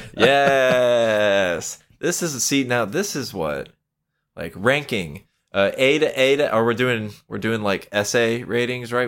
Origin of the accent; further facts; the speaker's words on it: Florida, United States; I'm from Florida